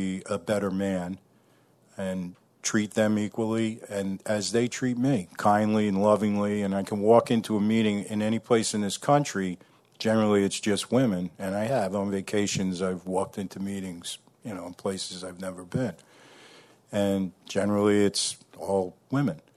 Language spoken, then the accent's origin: English; New Paltz, New York, United States; I'm from New Paltz, New York in the Hudson Valley.